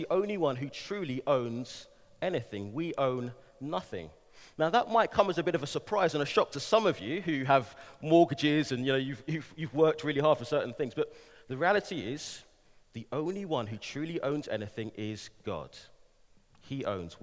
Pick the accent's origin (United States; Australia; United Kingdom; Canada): United Kingdom; London; moved away as an adult; also born or lived in Manchester; now in Bristol, United Kingdom; I'm a Londoner, born and raised, spent a number of years in Manchester, moved back to London for a few years, and now in the glorious city of Bristol